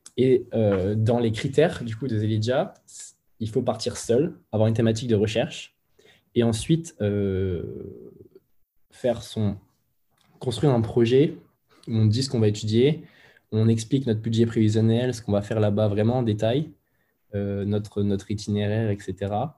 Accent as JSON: {"language": "French", "town": "Moulins", "region": "Auvergne-Rhône-Alpes", "country": "France", "tie": "born or raised there", "moved": "as an adult", "lives_now": "Lyon, France", "said": "je suis originaire de Moulins, dans l'Allier, en plein milieu de la France"}